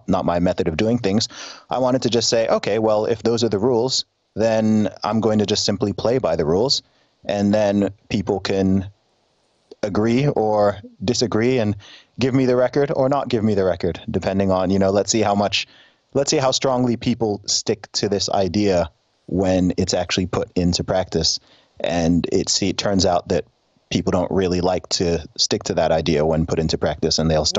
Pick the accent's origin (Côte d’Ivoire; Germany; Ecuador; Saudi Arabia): Saudi Arabia; People are always surprised when I say that I loved growing up in Saudi Arabia. I mean, I was living in an expat community, so I'm aware that where I lived was very different in many ways from what you would call the real Saudi, right?